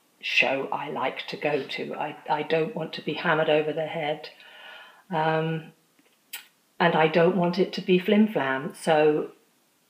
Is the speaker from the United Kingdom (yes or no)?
yes; England, United Kingdom; I was born in England. I am diaspora